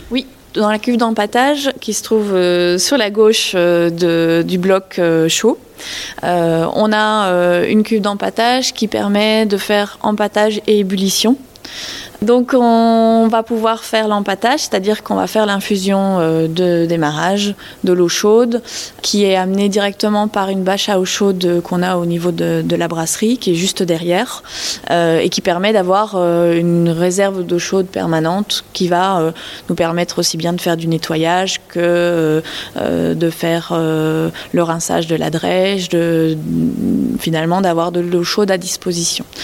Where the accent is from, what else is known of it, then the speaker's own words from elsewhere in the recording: Belgium; now in France; je suis née en Belgique, j'ai grandi en Belgique